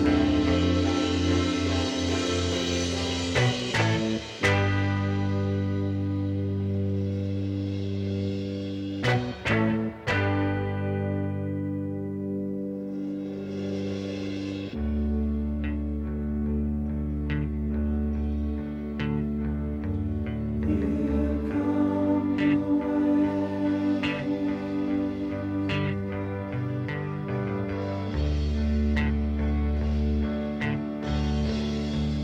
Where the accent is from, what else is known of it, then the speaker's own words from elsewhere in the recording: New Jersey, United States; I grew up in New Jersey.